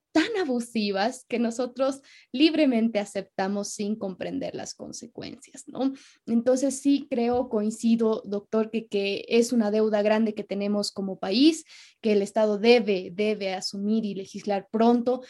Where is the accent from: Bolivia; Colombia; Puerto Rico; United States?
Bolivia; como somos bolivianos